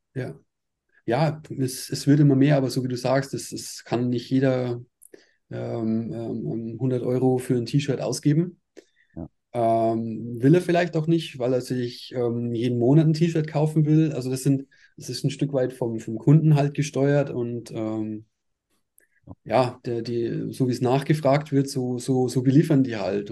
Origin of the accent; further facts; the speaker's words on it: Altötting, Bavaria, Germany; also born or lived in Ostwestfalen, North Rhine-Westphalia; now in Ingolstadt, Germany; bin mit äh, sechs Jahren nach Aldötting gezogen